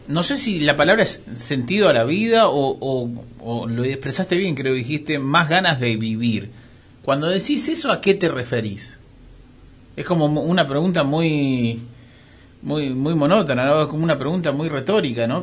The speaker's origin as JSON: {"language": "Spanish", "country": "Argentina", "said": "solo ser argentinos somos egocéntricos"}